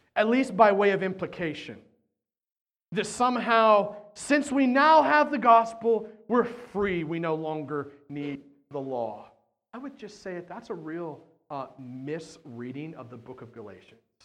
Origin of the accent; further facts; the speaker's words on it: United States; we're American